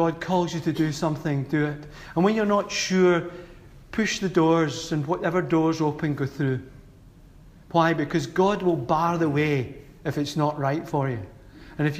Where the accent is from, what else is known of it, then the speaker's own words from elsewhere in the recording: Glasgow, Scotland, United Kingdom; how I was brought up in Glasgow